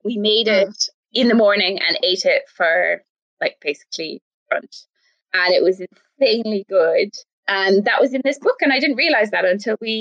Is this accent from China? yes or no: no; Ireland